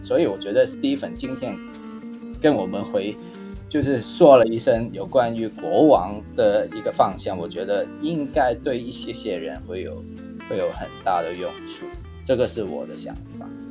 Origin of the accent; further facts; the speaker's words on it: Hong Kong; now in Taiwan; 因为我是从香港来的嘛